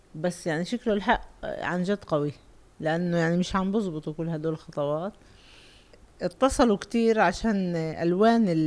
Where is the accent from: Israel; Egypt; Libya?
Israel; Lod, Central District; اللد هي اللي في لسه عليها عنا معركه بالهويه